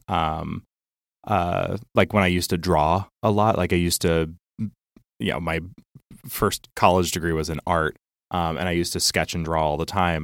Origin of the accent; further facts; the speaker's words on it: Geneva, Illinois, United States; also born or lived in Champaign, Illinois; the town that I grew up